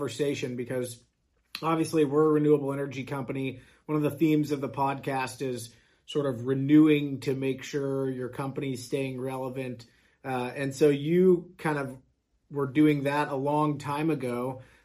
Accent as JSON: {"language": "English", "region": "Kansas", "country": "United States", "tie": "born or raised there", "said": "born and raised in Kansas here"}